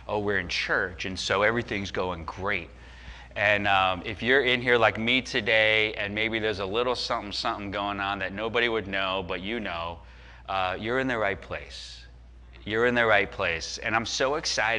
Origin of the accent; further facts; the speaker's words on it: Chicago, Illinois, United States; we grew up in the Chicago area